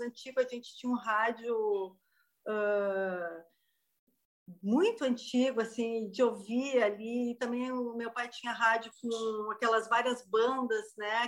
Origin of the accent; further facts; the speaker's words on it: Canela, Rio Grande do Sul, Brazil; eu sou de Canela, é uma região serrana aqui do sul